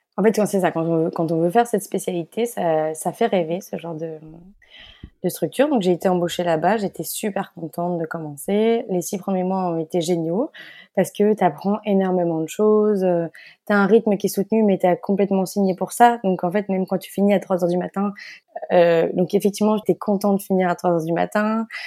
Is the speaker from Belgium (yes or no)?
yes; Belgium; moved away; also born or lived in Paris; je suis belge et née en Belgique. Euh, donc, toute ma famille est belge. Euh, j'ai grandi euh, en Belgique